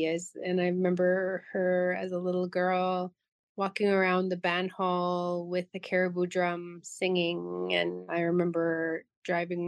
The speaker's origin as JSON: {"language": "English", "town": "Tadoule Lake", "region": "Manitoba", "country": "Canada", "said": "I'm from Tinuli Lake, Manitoba, in northern Manitoba"}